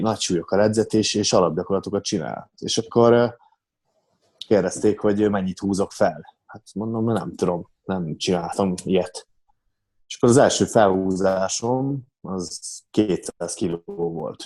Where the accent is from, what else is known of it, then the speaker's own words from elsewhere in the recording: Ózd, Borsod-Abaúj-Zemplén, Hungary; én Ozdról származok, Ozdon születtem, ott is nőttem fel